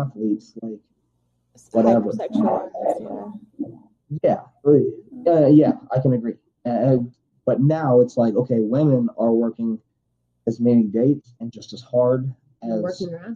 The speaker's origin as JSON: {"language": "English", "country": "United States", "said": "blue-collar American in this country"}